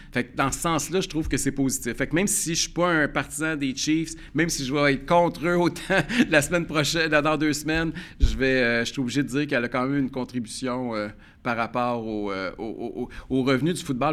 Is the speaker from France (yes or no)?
no; Quebec, Canada; en tant que Québécois, en tant que Canadiens